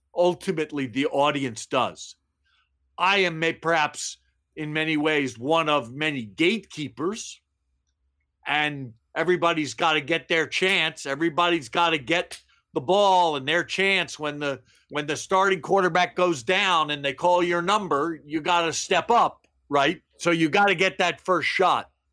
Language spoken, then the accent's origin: English; Baltimore, Maryland, United States; moved away as an adult; also born or lived in San Fernando Valley; the phrase I heard most growing up in Baltimore was from my mother don't play ball in the house.